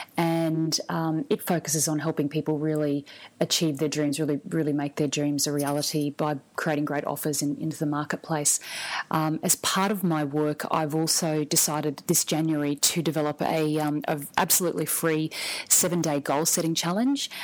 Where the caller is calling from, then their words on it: Brisbane, Queensland, Australia; I'm calling from Brisbane in Australia.